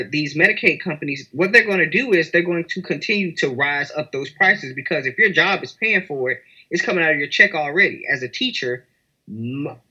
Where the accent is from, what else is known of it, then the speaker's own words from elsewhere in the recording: United States; I'm an American